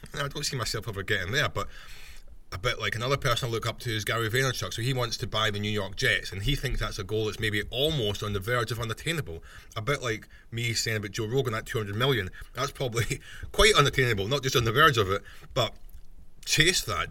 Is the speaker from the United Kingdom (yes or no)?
yes; Scotland, United Kingdom; I'm Scottish